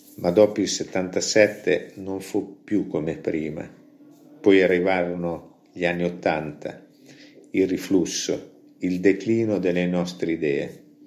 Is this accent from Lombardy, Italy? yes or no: no; Gambettola, Emilia-Romagna, Italy; alla cooperativa del popolo del mio paese